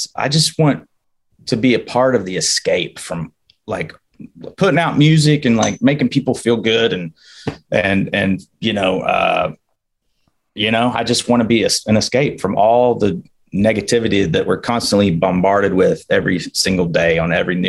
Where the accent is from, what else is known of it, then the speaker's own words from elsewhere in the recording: the South, United States; moved away; I'm from the South